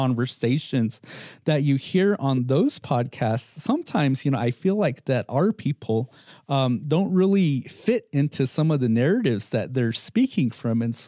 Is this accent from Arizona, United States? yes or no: yes; Hopi, Arizona, United States; us Hopis, we live in this fishbowl